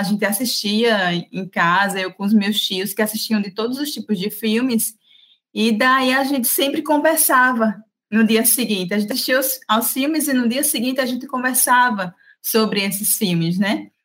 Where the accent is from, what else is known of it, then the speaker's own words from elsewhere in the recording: Maceió, Alagoas, Brazil; moved away as an adult; now in Arapiraca, Brazil; eu sou natural de Maceió, mas por conta do trabalho, né, de, de ter sido aprovada na seleção para o SESC Arapiraca